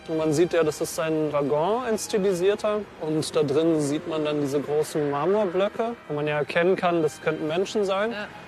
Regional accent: Germany; ich bin äh, hier geboren, ähm, ich bin Deutscher

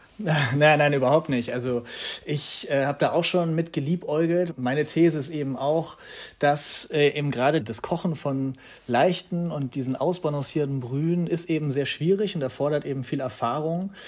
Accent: Hanover, Lower Saxony, Germany; now in Berlin, Germany; in meiner Heimatstadt Hannover

